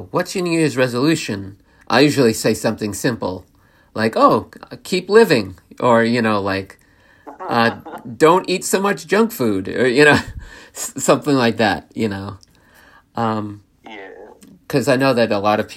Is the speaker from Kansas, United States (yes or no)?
no; New York, United States; I'm born and raised in New York, so I've always lived in the state of New York